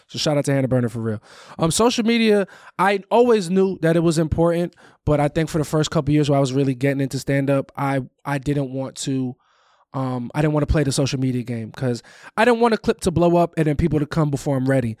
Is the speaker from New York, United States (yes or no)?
yes; Valley Stream, New York, United States; moved away; The town that I'm from, I'm from Valley Stream. It's on the border of Queens and Long Island.